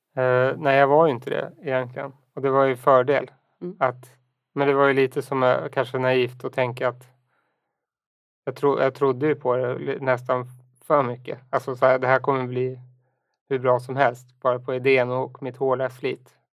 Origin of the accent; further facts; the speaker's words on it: Enhörna, Stockholm County, Sweden; moved away as an adult; also born or lived in United States / Umeå; now in Stockholm, Sweden; jag är uppväxt då i Enhörna utanför Södertälje